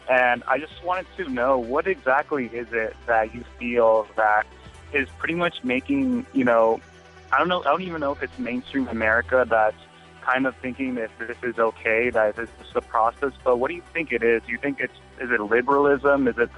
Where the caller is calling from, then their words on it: Laredo, Texas, United States; I'm calling from Laredo, Texas.